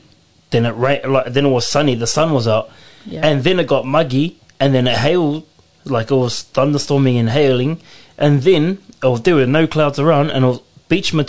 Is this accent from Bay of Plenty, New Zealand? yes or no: yes; Rotorua, Bay of Plenty, New Zealand; moved away; I'm from Rotorua